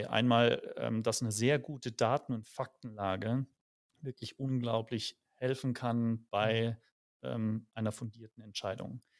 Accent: Speyer, Rhineland-Palatinate, Germany; now in Munich, Germany; komme ursprünglich gar nicht aus München, sondern aus Speyer am Rhein

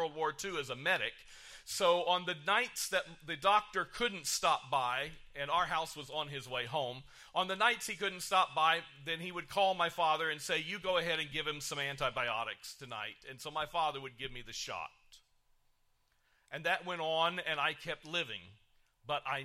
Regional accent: Kokomo, Indiana, United States; I was born in Kokomo, Indiana, in a hospital that was built and ran by the Ku Klux Klan

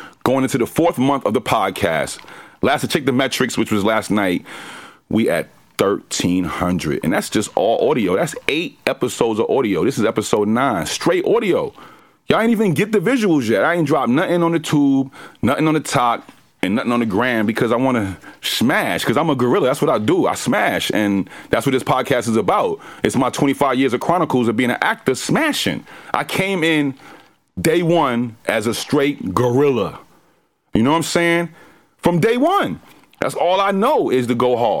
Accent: New York, United States; moved away; also born or lived in Roosevelt, Long Island, New York / the South / Atlanta / Los Angeles; I'm born and raised in New York, but I'm molded in the South

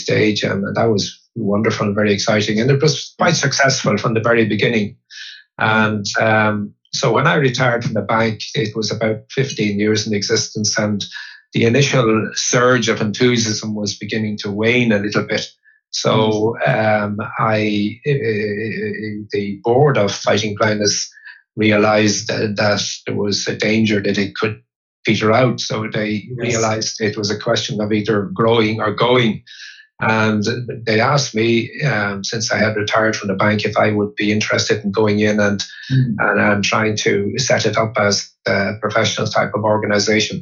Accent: Dublin, Leinster, Ireland; also born or lived in Monkstown; I was born in Dublin

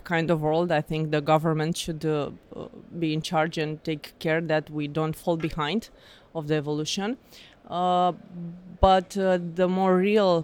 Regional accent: Romania; I'm from Romania

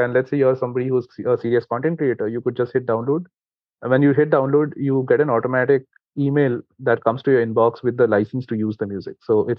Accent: India; English is a second language; considering we come from India, right? Like, so if you look at the Indian copyright law

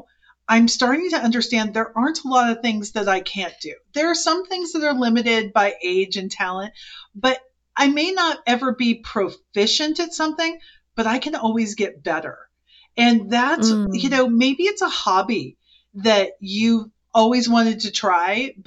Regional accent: Silicon Valley, California, United States; moved away as an adult; we're from Silicon Valley

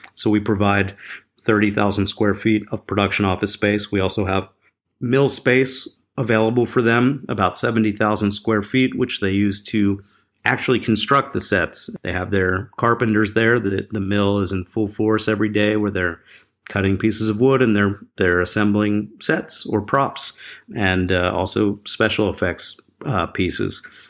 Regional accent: Philadelphia, Pennsylvania, United States; I grew up in Philadelphia

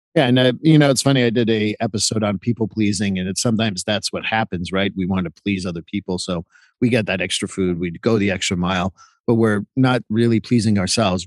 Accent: Montreal, Quebec, Canada; also born or lived in Vermont; now in United States; I'm from Montreal

